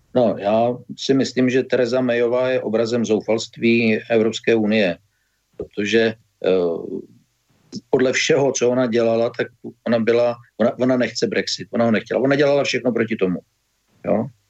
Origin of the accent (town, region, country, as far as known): Czechia